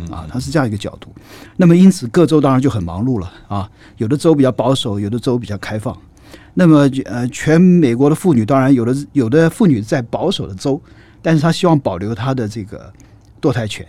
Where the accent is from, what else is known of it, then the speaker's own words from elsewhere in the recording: Taiwan; moved away as an adult; 我也是台湾出来的啊，然， 然后这个最早的时候呢，是政治大学，啊，经济背景，然后后来我念东亚所